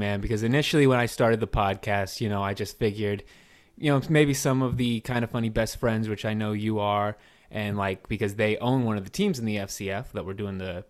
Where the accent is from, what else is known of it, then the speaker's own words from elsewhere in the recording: Chico, California, United States; So I live about 3 hours north of San Francisco. I'm from, I'm basically from Chico, California.